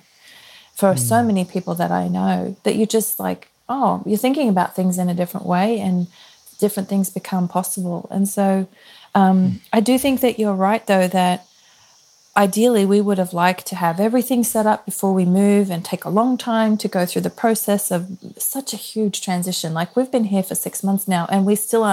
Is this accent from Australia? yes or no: yes; Australia; moved away as an adult; we're from Australia